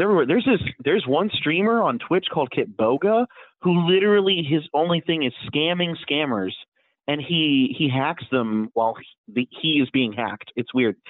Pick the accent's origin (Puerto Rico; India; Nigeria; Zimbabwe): Puerto Rico; I'm I'm from Puerto Rico